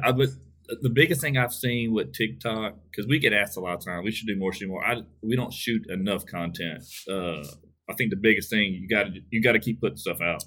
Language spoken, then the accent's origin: English; Westlake, Texas, United States; my hometown in Westlake